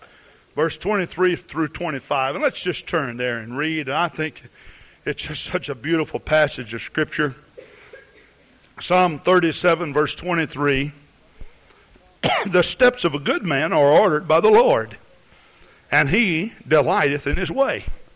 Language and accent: English; Texas, United States; You know, I came from Texas up here, and I like to use my imagination a lot, you know.